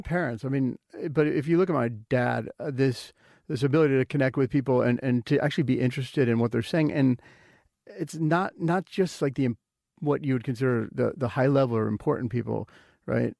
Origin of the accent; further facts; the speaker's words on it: Wilmette, Illinois, United States; moved away; where I grew up in Wilmette, Illinois, is quite similar to Mercer Island